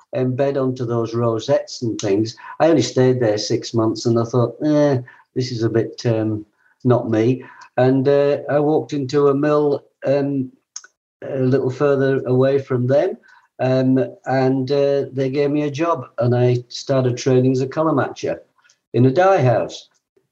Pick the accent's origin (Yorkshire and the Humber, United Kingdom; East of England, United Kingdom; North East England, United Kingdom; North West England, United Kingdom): North West England, United Kingdom; Liverpool; now in New Zealand; I was born in Liverpool